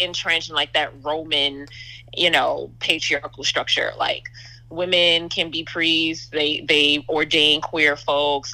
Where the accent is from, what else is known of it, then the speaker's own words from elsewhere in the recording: New York City, New York, United States; I'm the daughter of West Indian immigrants. I grew up in New York City